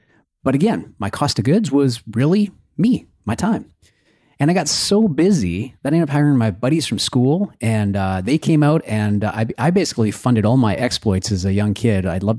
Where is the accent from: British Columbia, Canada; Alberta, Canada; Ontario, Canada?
Alberta, Canada; Red Deer; I grew up in Alberta.